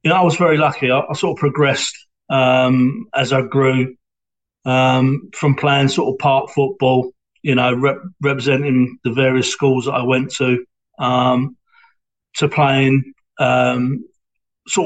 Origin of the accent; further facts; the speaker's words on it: London, United Kingdom; accent: Cockney; now in Hornchurch, United Kingdom; I was born in Stepney in East London, which allegedly is in the sand of the Bow Bells. So that makes me a Cockney. And we lived in Stepney in East London for a couple of years